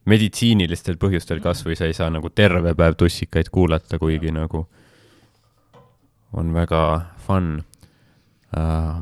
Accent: Rakvere, Lääne-Viru County, Estonia; now in Viljandi, Estonia; oi ja kirjutan hetkel Viljandist {S0} mm. -hmm. {S1} aga pärit olen Rakverest

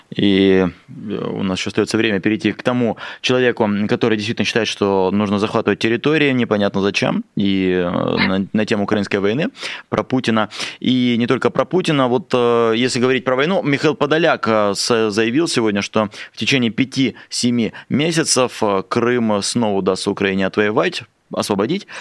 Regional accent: Russian Far East, Russia; как дальневосточник спрошу

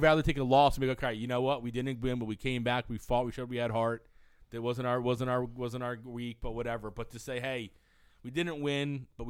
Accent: United States; as American sports fans

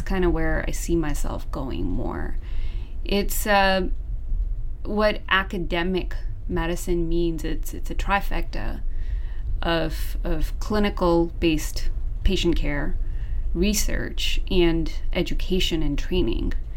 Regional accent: Seattle, Washington, United States; moved away as an adult; also born or lived in Southern California; I'm originally from Seattle

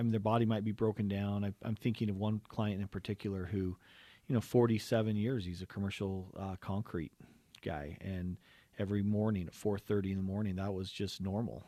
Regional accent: Cottonwood Heights, Utah, United States; we grew up in Cottonwood Heights, uh, Canyon View Elementary

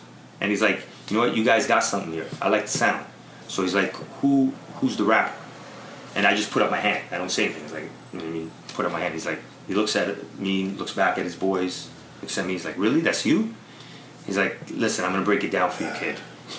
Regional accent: Toronto, Ontario, Canada; I'm a kid from Toronto trying to play it cool.

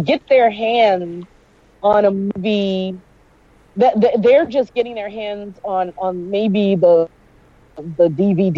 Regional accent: New York, United States; growing up in New York

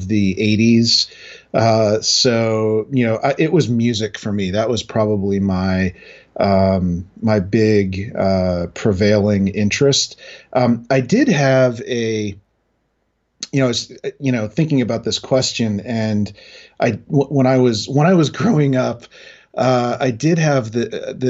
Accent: New Hampshire, United States; moved away; also born or lived in New Jersey / Boston; I was actually born in New Jersey, grew up in New Hampshire, built my career in Boston

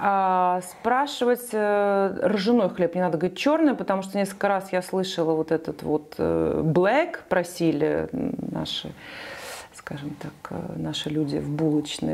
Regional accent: Saint Petersburg, Russia; moved away as an adult; now in Nice, France; и я сама из Петербурга

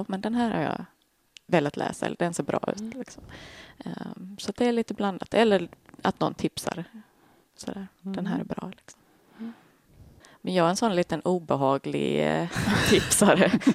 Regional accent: Skåne, Sweden; Jag är första generationens skåning. Båda mina föräldrar är uppifrån landet

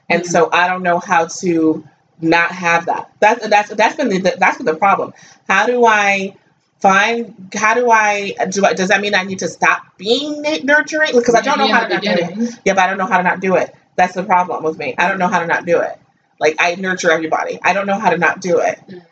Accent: United States; I grew up in America

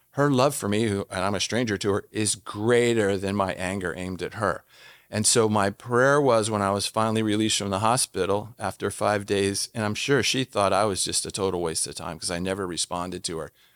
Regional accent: Washington, District of Columbia, United States; moved away as an adult; also born or lived in Jordan; I'm from Washington D.C.

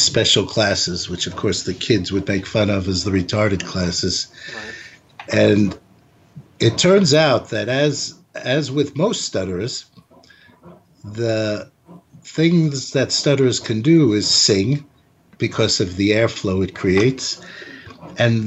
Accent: New York City, New York, United States; I grew up in New York City

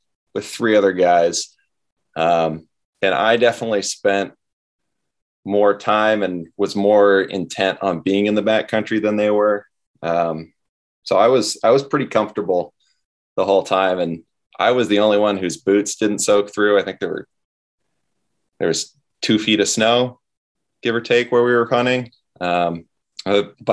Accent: Northern California, United States; I grew up in Northern California, still live here

